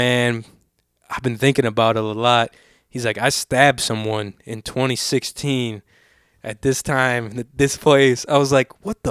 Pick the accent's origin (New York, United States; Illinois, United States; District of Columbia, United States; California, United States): California, United States; I'm from California